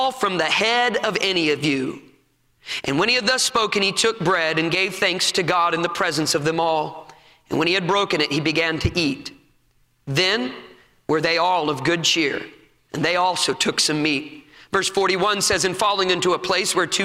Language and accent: English; United States; we are going to sit down as American Christians